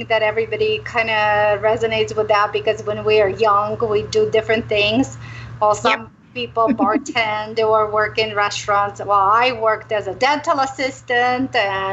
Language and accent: English; Romania; moved away; also born or lived in Arizona; I'm originally from Romania